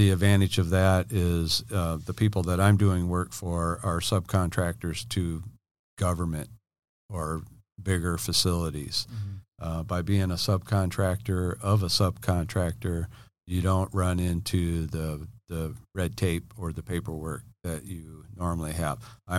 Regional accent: Illinois, United States; now in San Diego, United States; Okay. Yeah … I'm from Illinois. I own Ken Miller Welding here in San Diego.

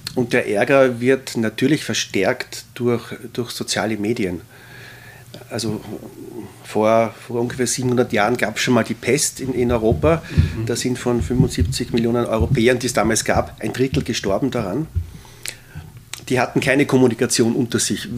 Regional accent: Austria; die wir als Österreicher vielleicht durch die lange Habsburger Zeit stärker

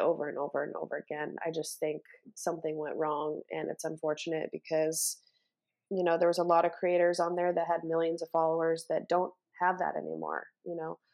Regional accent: Los Angeles, California, United States; also born or lived in New York; born and raised in Los Angeles, California

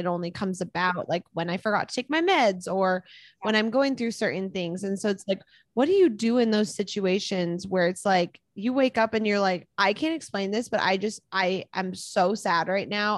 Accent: Minnesota, United States; now in Utah, United States; My mom lives in Minnesota. I'm from Minnesota. So my whole family's in Minnesota

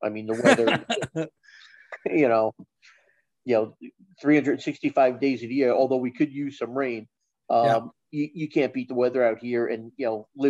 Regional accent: New Jersey, United States; accent: East Coast; moved away as an adult; now in Southern California, United States; So I grew up in North Jersey, just outside New York City. So I'm a transplant here in Southern California.

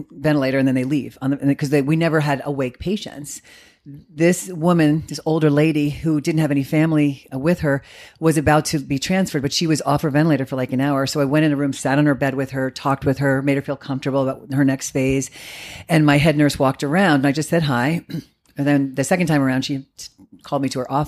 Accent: East Coast, United States; moved away as an adult; now in Arizona, United States; I'm from the East Coast.

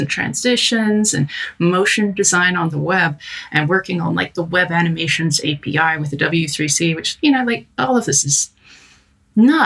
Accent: United States; moved away as an adult; now in London, United Kingdom; I'm an American wolf girl abroad

